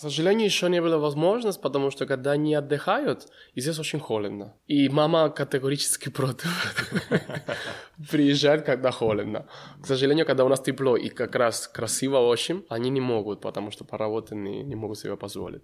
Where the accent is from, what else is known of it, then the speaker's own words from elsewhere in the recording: Cuba; Russian is a second language; moved away as an adult; now in Kazakhstan; Я уже не могу говорить, что я только кубинец. Да, я и казахстанец